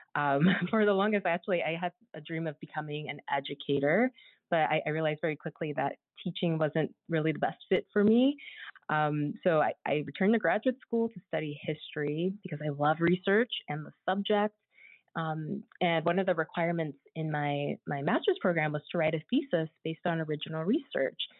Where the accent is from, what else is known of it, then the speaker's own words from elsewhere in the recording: San Diego, California, United States; I'm originally from San Diego, California.